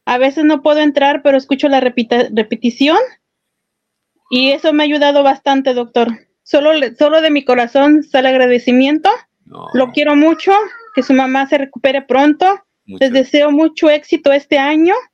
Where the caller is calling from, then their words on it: Los Angeles, California, United States; De aquí de Los Ángeles, doctor.